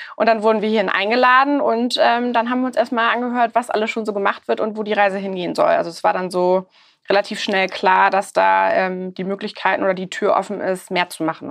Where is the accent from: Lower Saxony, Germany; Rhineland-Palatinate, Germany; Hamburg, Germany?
Hamburg, Germany; ich bin Hamburgerin